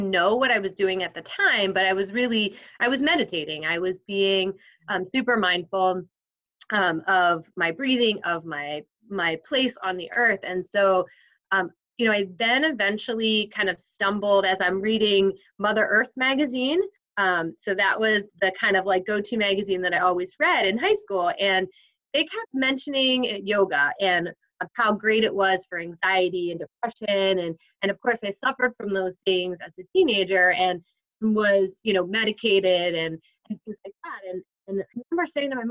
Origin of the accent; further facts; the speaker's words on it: New Jersey, United States; I grew up in New Jersey